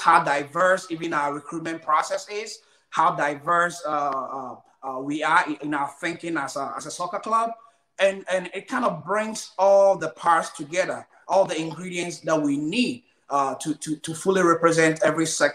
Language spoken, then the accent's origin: English; Ghana; moved away; So I'm from Ghana, West Africa.